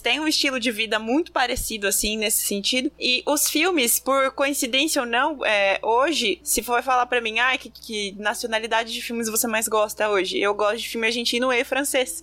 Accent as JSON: {"language": "Portuguese", "country": "Brazil", "said": "sou do Brasil"}